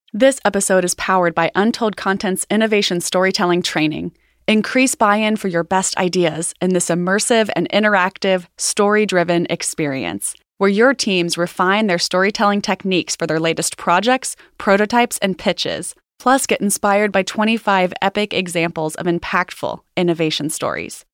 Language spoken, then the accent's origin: English; Cincinnati, Ohio, United States; I grew up here in Cincinnati